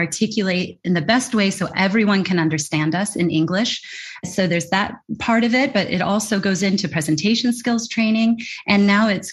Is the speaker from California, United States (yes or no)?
yes; California, United States; moved away as an adult; my hometown in California